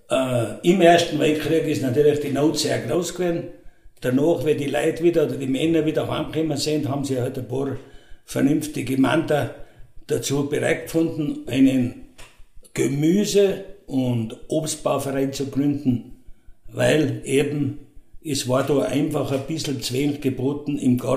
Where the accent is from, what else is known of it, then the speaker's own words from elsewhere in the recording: St. Ulrich, Tyrol, Austria; Und ich bin der Wirt der …, geboren in St. Ulrich. Früher haben sie uns gesagt, die …, weil ich beim Drogerhäusl aufgewachsen bin.